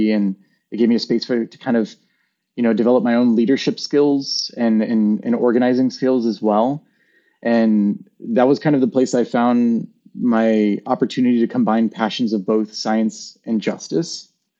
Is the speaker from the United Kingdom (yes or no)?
no; the South, United States; growing up in the South and being one of only like, you know, a few of Latina like kids in school